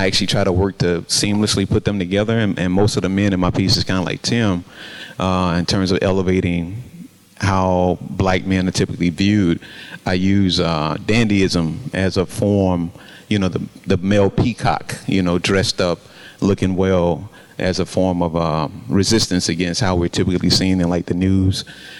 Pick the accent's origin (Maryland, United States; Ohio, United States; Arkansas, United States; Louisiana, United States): Arkansas, United States; Most of my work is typically centered around growing up in the South. I'm originally from Arkansas.